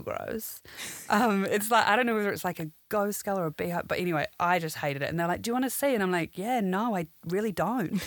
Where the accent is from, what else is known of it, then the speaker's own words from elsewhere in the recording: New Zealand; moved away as an adult; now in London, United Kingdom; I'm from New Zealand. Um, originally, I've been in London for ten years now